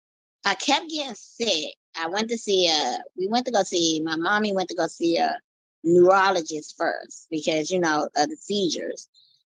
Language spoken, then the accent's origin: English; Washington, District of Columbia, United States; also born or lived in Maryland; Yes, I'm from Washington, D.C. Me and my mommy, we used to live in Maryland, but then we moved to Washington, D.C. So I've been in Washington, D.C. for a while.